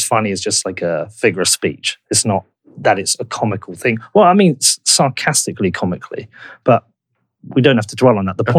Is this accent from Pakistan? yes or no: no; United Kingdom; I get asked that a lot being from the UK.